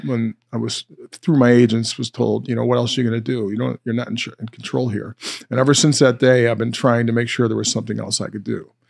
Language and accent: English; North Olmsted, Ohio, United States; also born or lived in Independence, Missouri; I was born in Independence, Missouri. Uh, but at three years old, my family moved to North Olmsted, Ohio, basically Cleveland, Ohio. And, uh, I've been in that area the, you know, ever since I was three